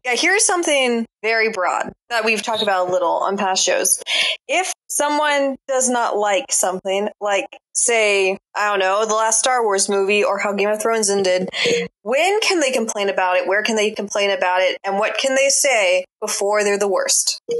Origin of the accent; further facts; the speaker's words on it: Mississippi, United States; now in Durham, United States; my hometown Mississippi